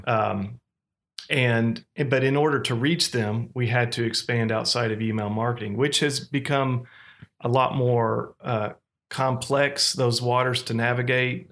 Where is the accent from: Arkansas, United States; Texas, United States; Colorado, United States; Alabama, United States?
Arkansas, United States; Fayetteville; moved away as an adult; also born or lived in Oklahoma; Fayetteville, Arkansas, which was my hometown